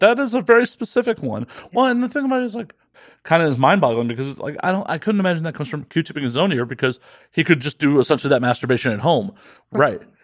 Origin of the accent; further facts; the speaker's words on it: Midwest, United States; also born or lived in Las Vegas; now in Los Angeles, United States; growing up in the Midwest